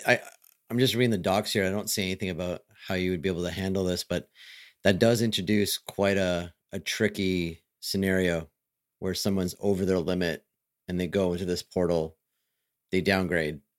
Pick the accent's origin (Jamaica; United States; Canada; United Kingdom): Canada; I'm Canadian